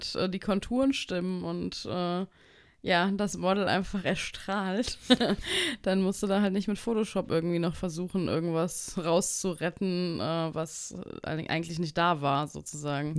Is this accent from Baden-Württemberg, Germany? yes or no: no; Frankfurt, Hesse, Germany; Ich komme aus Frankfurt